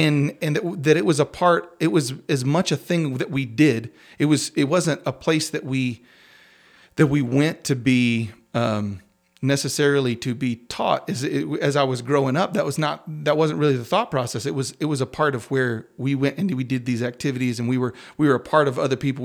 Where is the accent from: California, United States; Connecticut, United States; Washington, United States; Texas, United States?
Texas, United States; Crosbyton; I grew up in the middle of nowhere on the other side of Crosbyton